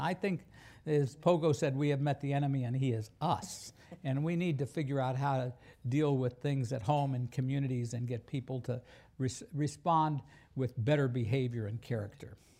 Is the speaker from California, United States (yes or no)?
no; Wichita, Kansas, United States; I'm from Wichita, Kansas